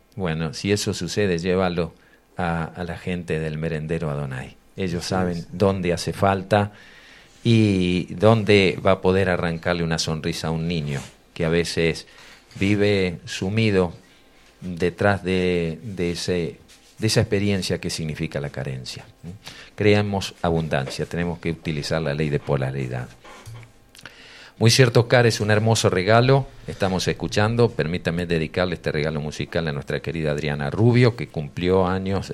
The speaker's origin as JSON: {"language": "Spanish", "town": "Ramallo", "region": "Buenos Aires Province", "country": "Argentina", "tie": "born or raised there", "said": "mi pueblo, un pueblo pequeño en su momento, hoy ya es ciudad, Ramallo"}